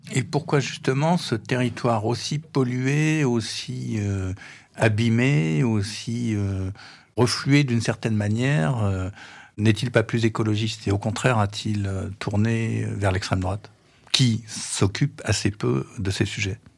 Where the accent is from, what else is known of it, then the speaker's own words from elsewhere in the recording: Paris, Île-de-France, France; en tant que Parisien